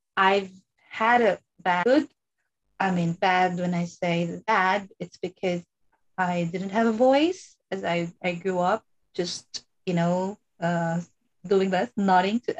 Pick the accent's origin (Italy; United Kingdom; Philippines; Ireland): Philippines; even though I grew up in the Philippines